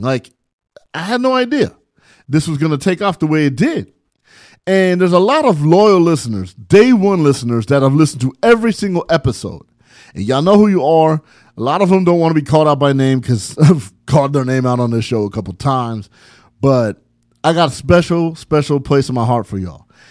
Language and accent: English; San Bernardino, California, United States; my childhood growing up in San Bernardino.